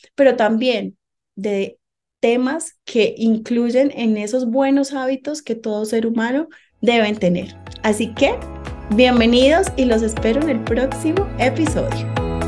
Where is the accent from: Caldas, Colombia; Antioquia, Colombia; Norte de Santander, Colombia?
Antioquia, Colombia; Medellín; moved away as an adult; now in Bogotá, Colombia; Soy colombiana de Medellín, Antioquia, pero hace 11 años vine a vivir acá a la ciudad de Bogotá